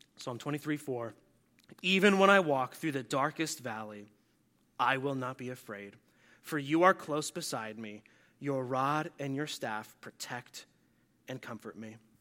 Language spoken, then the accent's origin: English; New Jersey, United States; I'm from New Jersey